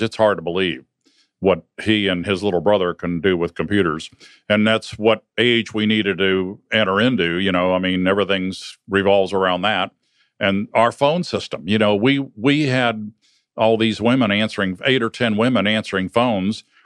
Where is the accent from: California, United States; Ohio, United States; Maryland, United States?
Ohio, United States; Northern; Well, I grew up in Ohio, Northern Ohio